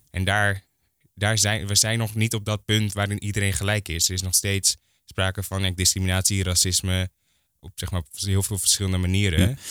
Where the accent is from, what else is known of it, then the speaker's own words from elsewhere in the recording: Hoorn, North Holland, Netherlands; now in Amsterdam, Netherlands; Ik kom eigenlijk uit Horen. Ja. Eh, daar ben ik opgegroeid